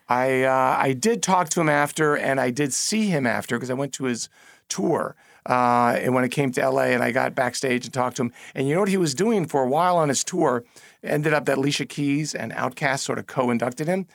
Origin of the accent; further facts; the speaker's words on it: New York, United States; I am a New Yorker